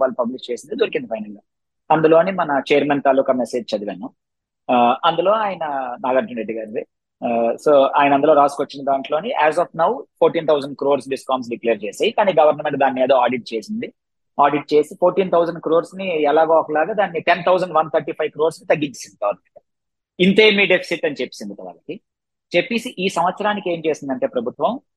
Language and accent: Telugu; Visakhapatnam, Andhra Pradesh, India; మాది వైజాగ్